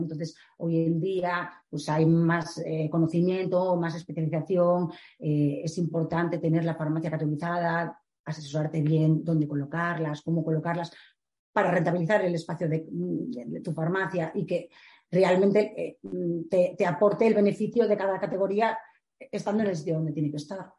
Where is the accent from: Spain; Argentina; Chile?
Spain; A Coruña, Galicia; yo soy de La Coruña eh, llevo Galicia